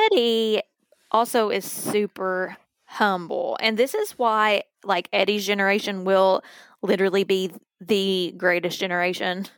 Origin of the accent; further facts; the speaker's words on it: Virgie, Kentucky, United States; Virgie, where I grew up